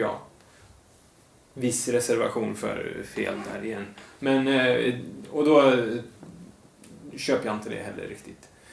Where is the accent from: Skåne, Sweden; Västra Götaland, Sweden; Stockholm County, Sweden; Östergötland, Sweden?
Västra Götaland, Sweden; Lidköping; jag är ju uppväxt i Lidköping